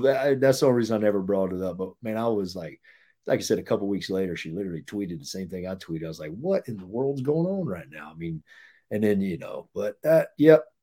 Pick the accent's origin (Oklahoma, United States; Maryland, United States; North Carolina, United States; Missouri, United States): North Carolina, United States; moved away as an adult; also born or lived in Florida; we're from North Carolina